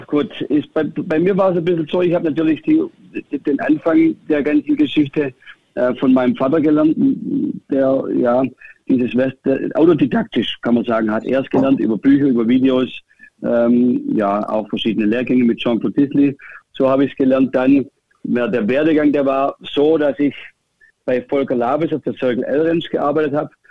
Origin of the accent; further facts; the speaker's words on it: near Stuttgart, Remstal, Baden-Württemberg, Germany; moved away as an adult; also born or lived in Hannover; Ich bin auf einem Bauernhof, kann man sagen, groß geworden in der Nähe von Stuttgart